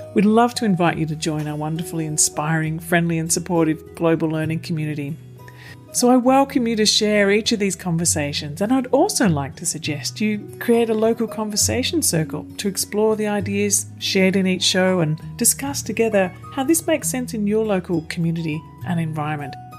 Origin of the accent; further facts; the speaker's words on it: Kulin Nation, Mullum Mullum River area, Victoria, Australia; moved away; I'm originally from um, sort of the area around the Kulin Nation along the Mullum Mullum River